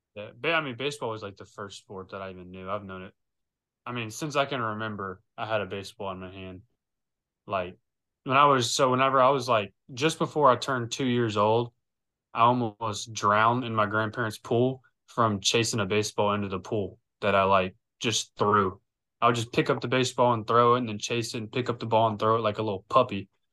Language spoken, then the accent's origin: English; Lake Charles, Louisiana, United States; I'm from Lake Charles, Louisiana.